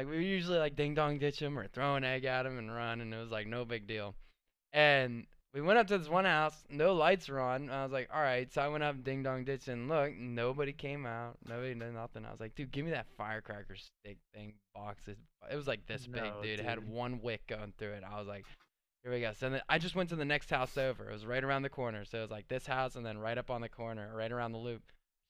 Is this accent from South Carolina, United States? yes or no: no; Pittsburgh, Pennsylvania, United States; Well, I was new to this because I came from Pittsburgh.